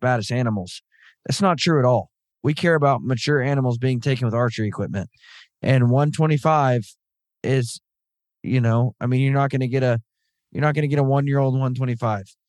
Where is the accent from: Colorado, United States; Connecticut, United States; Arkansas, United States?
Arkansas, United States; Southern; I grew up in Southern Arkansas.